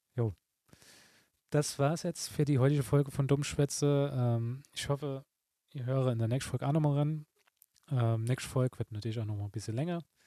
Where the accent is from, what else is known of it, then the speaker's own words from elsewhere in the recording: Saarbrücken, Saarland, Germany; mir als Saarbrücker